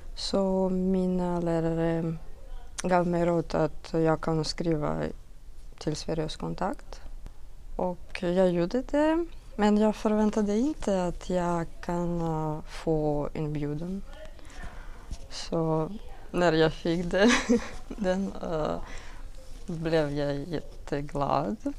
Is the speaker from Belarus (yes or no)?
yes; Belarus; Swedish is a second language; moved away as an adult; also born or lived in Minsk; now in Sweden; jag kommer från Belarus.